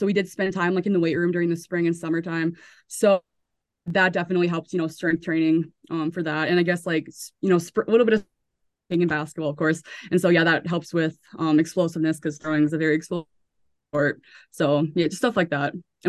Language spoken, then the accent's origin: English; Center, North Dakota, United States; A lot of people, I feel like, enjoy growing up in a small town, but like I absolutely loved it.